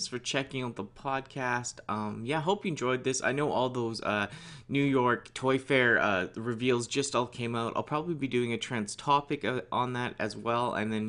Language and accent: English; Canada; as a kid, it was really impressionable as a Canadian